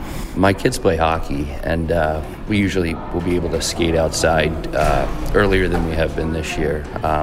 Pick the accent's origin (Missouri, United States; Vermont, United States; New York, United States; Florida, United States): New York, United States; Potsdam; I'm a electrician at Clarkson. I'm originally from Potsdam.